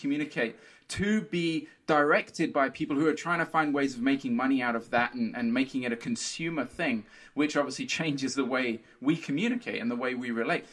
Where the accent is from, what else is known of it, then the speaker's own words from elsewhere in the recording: Brazil; moved away; I grew up in Brazil. I feel more Brazilian than anything else.